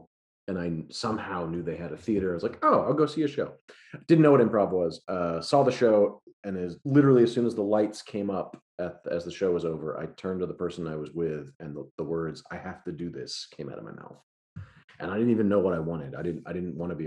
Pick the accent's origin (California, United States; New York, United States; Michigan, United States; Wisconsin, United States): New York, United States; now in Austin, United States; I'm from New York